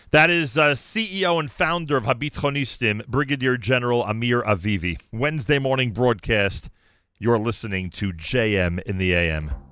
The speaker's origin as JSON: {"language": "English", "country": "United States", "said": "I'm an American"}